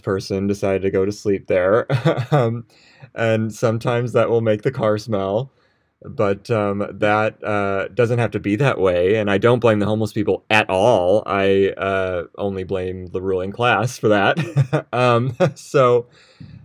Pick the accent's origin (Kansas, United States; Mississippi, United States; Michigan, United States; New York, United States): New York, United States; I'm a New Yorker.